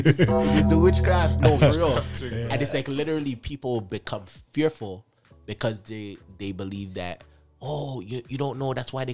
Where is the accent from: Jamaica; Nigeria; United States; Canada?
Jamaica; no, I'm Jamaican.